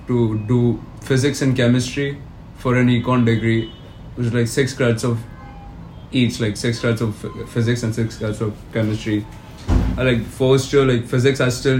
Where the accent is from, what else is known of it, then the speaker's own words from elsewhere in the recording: Mumbai, Maharashtra, India; moved away as an adult; now in Kelowna, Canada; being born and brought up in Mumbai